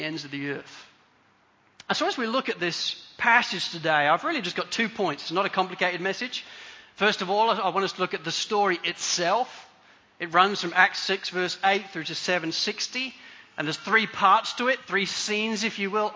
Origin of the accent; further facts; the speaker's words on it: Spalding, East Midlands, United Kingdom; I grew up in Spalding, in Lincolnshire, in England.